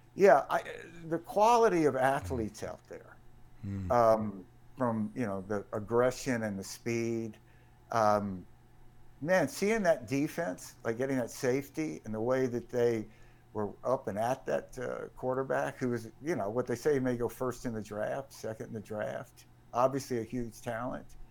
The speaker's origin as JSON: {"language": "English", "town": "Jackson", "region": "Mississippi", "country": "United States", "tie": "born or raised there", "said": "when I was a kid growing up in Jackson, and my dad and I used to, uh, walk to the games that were in Memorial Stadium, um, for my house over in Bellhaven."}